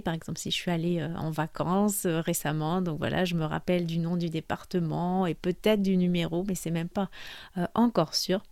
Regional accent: France; je suis française

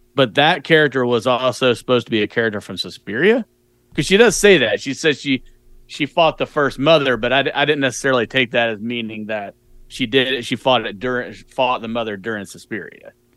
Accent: United States; as an American

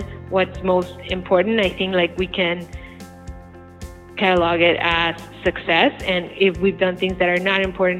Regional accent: Bogota, Colombia; moved away; I'm originally from Colombia, South America, and in the outskirts of Bogota, the city that I'm from, we had a little farm

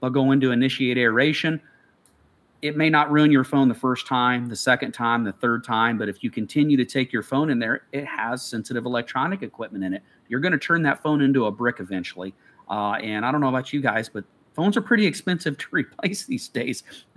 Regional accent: Midwest, United States; Growing up in the Midwest

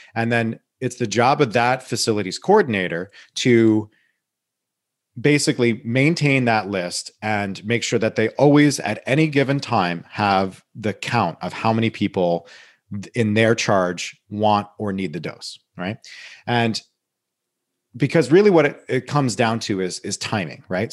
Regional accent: Saugerties, New York, United States; my hometown, Sargades, New York, where I s, grew up

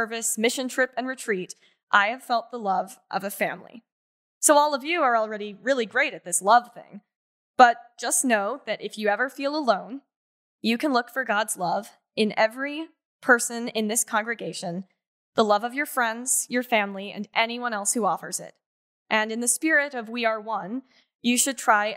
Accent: Roanoke, Virginia, United States; also born or lived in Freehold, New Jersey; I've been attending Second Presbyterian since the third grade, so pretty much since I moved to Roanoke from Freehold, New Jersey

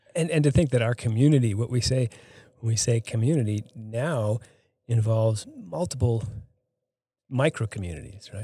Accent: Boston, Massachusetts, United States; moved away as an adult; now in Hardin, Montana, United States; I grew up, I'm not from Hardin. I grew up outside of, outside of Boston

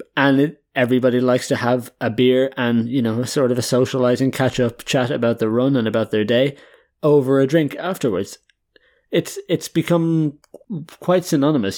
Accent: Ireland; now in Netherlands; I'm an Irish guy

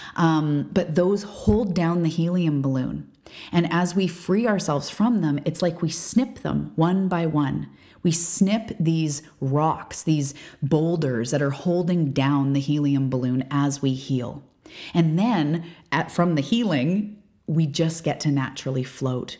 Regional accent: Canada; I'm a Canadian.

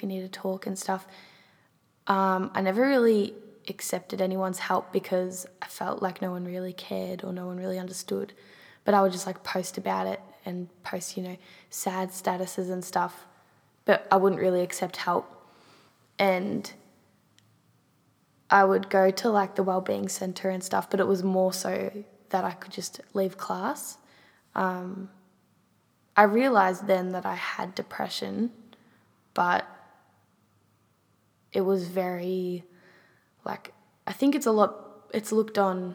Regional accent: Wangaratta, Victoria, Australia; I grew up in Wangaratta

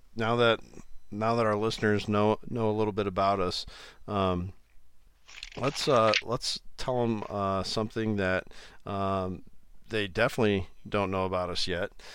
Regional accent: Iowa, United States; I, I am from Iowa, I live in Iowa.

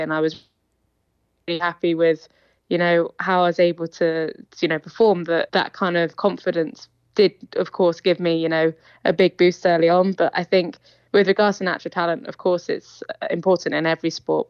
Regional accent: Isle of Man; We grew up in the Isle of Man

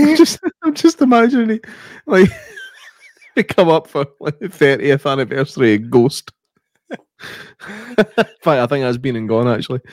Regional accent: Scotland, United Kingdom; I'm Scottish

